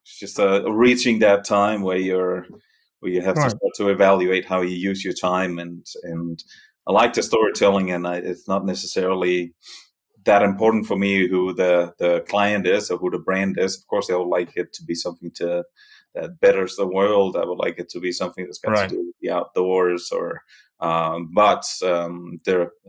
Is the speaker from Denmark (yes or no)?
yes; Denmark; accent: Danish; moved away as an adult; also born or lived in New York City, United States / Catskills, New York, United States; now in Italy; The accent is Danish. I'm from Denmark originally